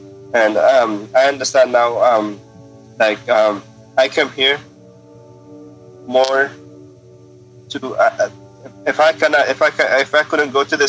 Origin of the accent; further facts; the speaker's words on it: Afghanistan; So, yeah, I grew up in a pret